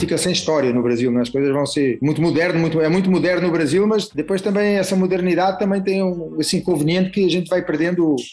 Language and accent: Portuguese; Portugal; a gente é português